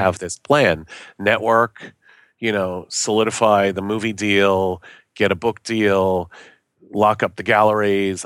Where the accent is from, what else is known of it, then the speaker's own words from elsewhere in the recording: New York, United States; moved away; also born or lived in Boston / Los Angeles; I know my Yiddish 'cause I grew up in New York.